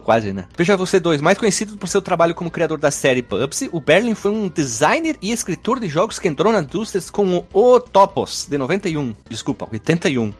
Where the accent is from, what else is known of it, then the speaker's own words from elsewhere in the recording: Brazil; a gente é brasileiro